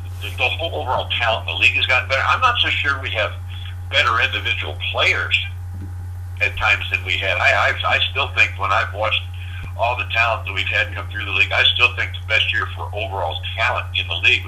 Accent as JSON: {"language": "English", "town": "St. Louis", "region": "Missouri", "country": "United States", "tie": "born or raised there", "said": "growing up in the St. Louis area"}